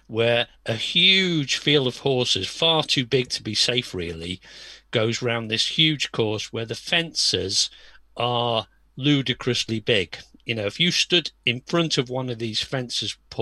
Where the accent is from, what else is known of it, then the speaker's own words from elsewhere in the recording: Birkenhead, North West England, United Kingdom; I'm an ex-semi-Scouser because I'm from Birkenhead